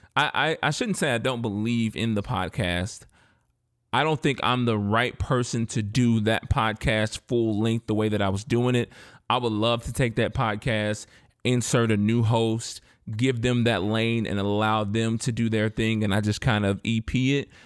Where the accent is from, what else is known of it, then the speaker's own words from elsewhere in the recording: Indiana, United States; I'm from Indiana, but I'm a, I'm a Southern boy at heart in a lot of ways. And my family grew up in Memphis and Mississippi